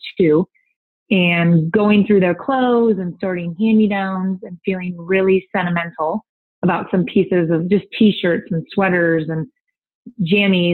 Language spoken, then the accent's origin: English; Toledo, Ohio, United States; also born or lived in Milwaukee, Wisconsin; we were in South Toledo where I grew up since I was five, went to the same school since third through 12th grade